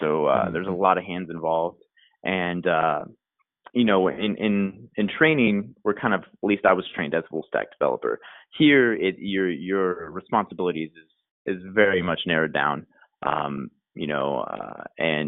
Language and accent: English; North Texas, United States; also born or lived in Austin, Texas; I am from North Texas, about an hour away from Dallas